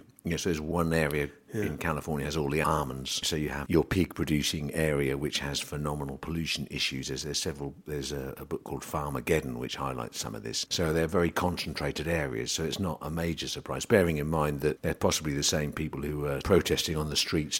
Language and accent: English; England, United Kingdom; We're still English.